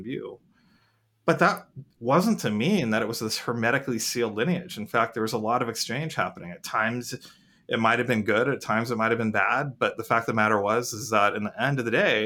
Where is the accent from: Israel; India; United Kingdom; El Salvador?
India; moved away; I'm an Indian, and I'm an Indian immigrant